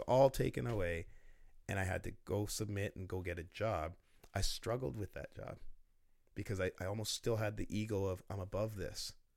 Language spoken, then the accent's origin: English; Oshawa, Ontario, Canada; I'm from Oshawa